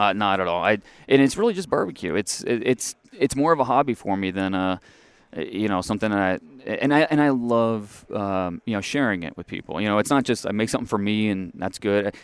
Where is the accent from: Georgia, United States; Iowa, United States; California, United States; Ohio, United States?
Ohio, United States; moved away; also born or lived in Texas; I grew up in Ohio